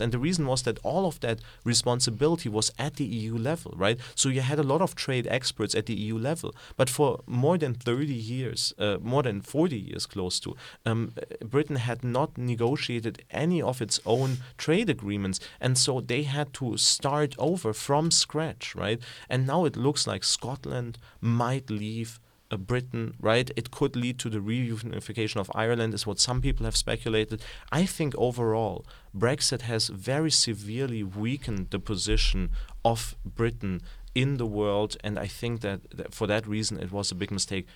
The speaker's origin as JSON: {"language": "English", "country": "Germany", "tie": "born or raised there", "moved": "yes", "said": "So I grew up in Germany"}